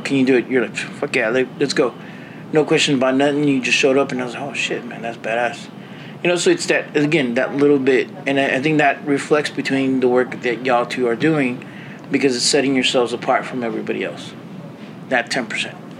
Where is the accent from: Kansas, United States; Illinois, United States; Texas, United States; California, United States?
Texas, United States; San Antonio; I am from San Antonio